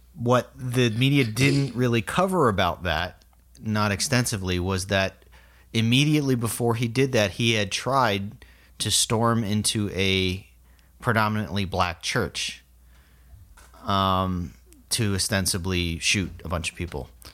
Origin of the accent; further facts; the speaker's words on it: South Florida, United States; I'm from South Florida.